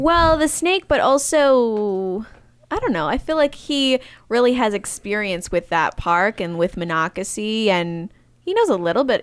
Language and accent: English; small town Michigan, United States; moved away; I'm from Michigan, mm-hmm. small town Michigan